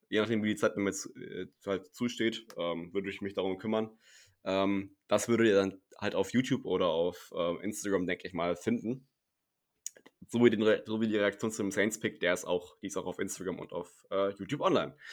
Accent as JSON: {"language": "German", "region": "Hesse", "country": "Germany", "said": "Weil ich, ihr müsst wissen, ich komme aus Hessen äh, und ich glaube, jeder, der da irgendwie jemand anderen mit Servus begrüßt, wird komisch angeguckt."}